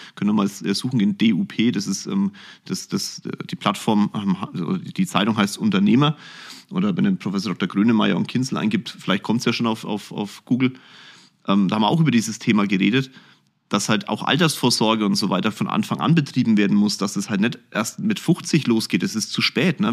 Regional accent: Germany; bei uns in Deutschland

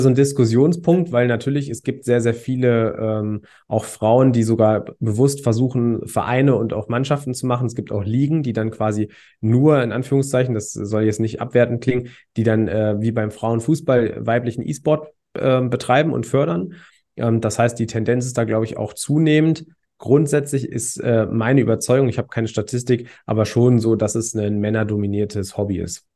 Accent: Hanover area, Lower Saxony, Germany; ich komme aus dem Raum Hannover

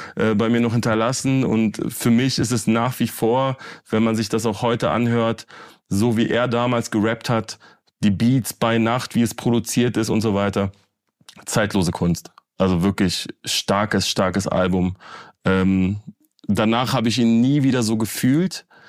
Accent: Berlin, Germany; ich bin ja Berliner und ich bin auch in Berlin aufgewachsen

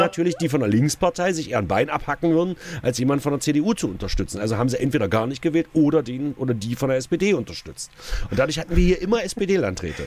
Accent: Saxony-Anhalt, Germany; bei uns in Sachsen-Anhalt

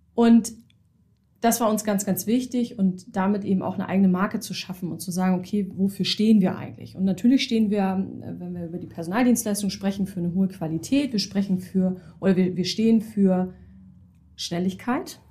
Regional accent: Hamburg, Germany; gebürtige Hamburgerin, bin auch nie so richtig weggekommen

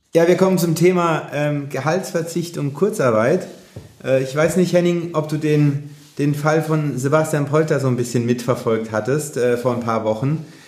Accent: Mannheim area, Baden-Württemberg, Germany; moved away; in Richtung meiner Heimat geht, dritte Liga, SV Waldhof Mannheim

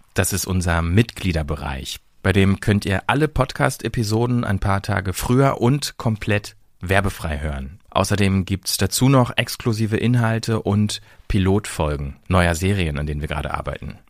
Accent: Hamburg, Germany; moved away; in meine Geburtsstadt Hamburg zurück

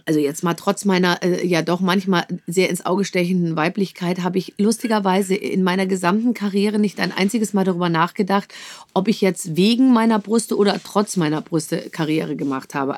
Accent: Munich, Bavaria, Germany; moved away as an adult; bin ich geboren in München und habe da natürlich auch 25 Jahre gelebt

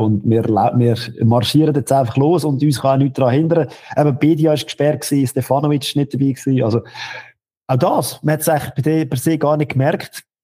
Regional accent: Lucerne, Switzerland; Ich als Luzerner in Bern

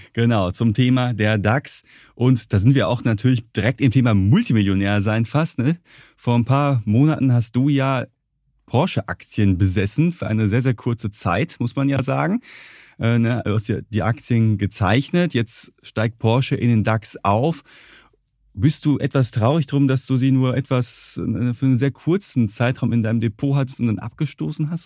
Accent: Ruhr area, North Rhine-Westphalia, Germany; ich komme aus dem Ruhrgebiet

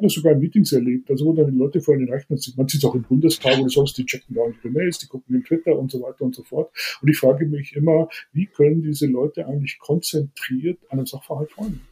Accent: Bavaria, Germany; aufgewachsen bin ich eigentlich relativ wohl behütet, muss ich ehrlich sagen. Ähm, hier im Bayernland

